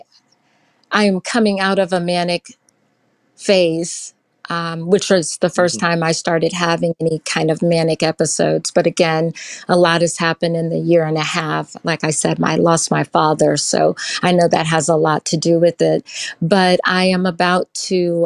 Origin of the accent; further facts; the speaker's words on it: Houston, Texas, United States; moved away as an adult; I'm originally from Houston, Texas, but I lived in other states, and I have come back to Houston, Texas